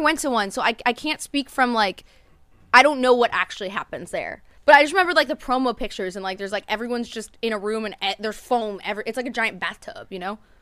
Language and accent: English; New Jersey, United States; moved away; I grew up in New Jersey